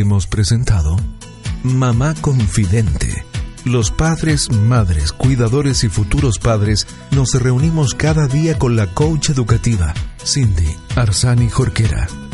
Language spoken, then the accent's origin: Spanish; Santiago, Santiago Metropolitan Region, Chile; yo soy de Santiago